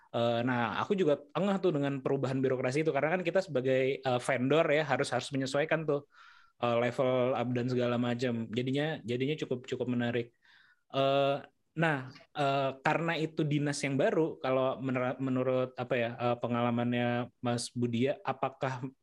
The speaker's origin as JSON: {"language": "Indonesian", "region": "West Sumatra", "country": "Indonesia", "tie": "born or raised there", "moved": "yes", "said": "Saya tuh lahir di desa, jadi di sana uh, dari Sumatera Barat."}